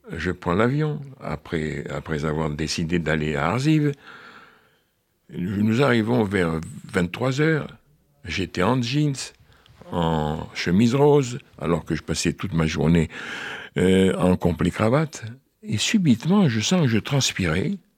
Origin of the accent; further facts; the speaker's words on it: Paris, Île-de-France, France; je suis né à Paris, il y a deux siècles, en 1934